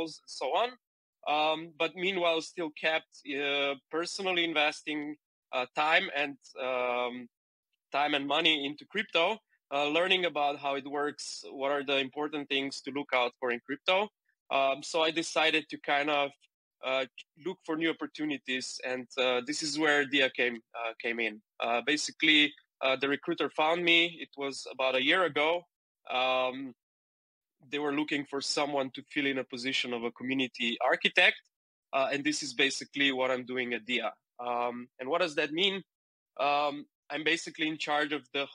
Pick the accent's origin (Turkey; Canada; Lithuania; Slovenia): Slovenia; moved away as an adult; also born or lived in Shanghai, China; I come from Slovenia, a very small country in the, let's say, center east of Europe